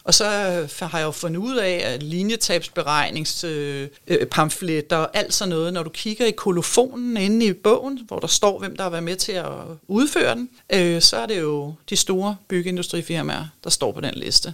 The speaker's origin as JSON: {"language": "Danish", "country": "Denmark", "said": "vi er ekstremt rige i det her land"}